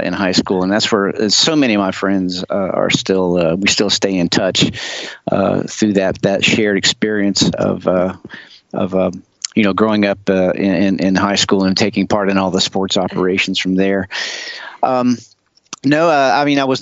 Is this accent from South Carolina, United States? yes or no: yes; Charleston, South Carolina, United States; also born or lived in Cherry Point, North Carolina / Folly Beach, South Carolina; I was actually born up the coast and come back to Charleston, South Carolina